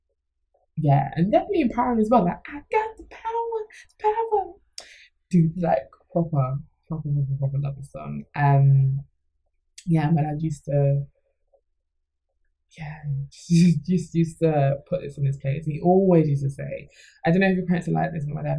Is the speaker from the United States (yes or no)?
no; Jamaica; I'm Jamaican